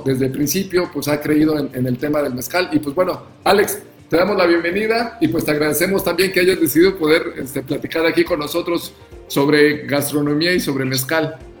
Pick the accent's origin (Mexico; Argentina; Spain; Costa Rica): Mexico; Oaxaca; siendo oaxaqueños, pues tenemos más eh, esta esta cultura